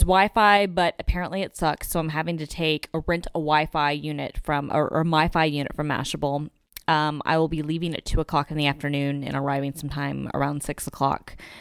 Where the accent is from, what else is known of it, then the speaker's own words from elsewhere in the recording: Atlanta, Georgia, United States; I'm from Atlanta